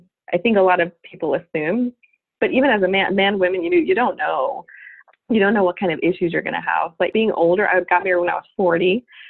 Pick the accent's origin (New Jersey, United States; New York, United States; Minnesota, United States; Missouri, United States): New York, United States; Long Island; also born or lived in San Salvador, El Salvador; I actually grew up on Long Island, New York, but my mom is from El Salvador. My dad's from Puerto Rico